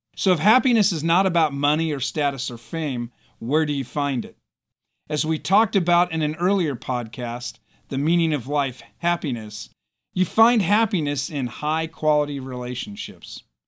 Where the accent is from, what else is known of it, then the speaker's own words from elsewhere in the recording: United States; As American citizens